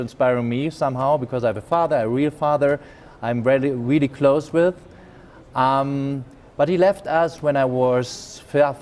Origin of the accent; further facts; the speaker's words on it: Germany; accent: German; English is a second language; I was born in Germany. Maybe you get the accent. I have a German accent.